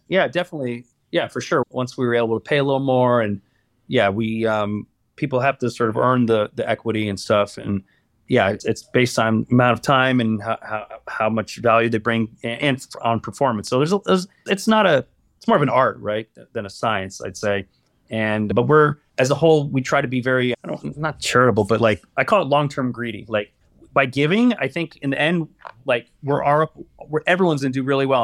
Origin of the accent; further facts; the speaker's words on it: Los Angeles, California, United States; I'm born and raised in Los Angeles, sort of boring, never left L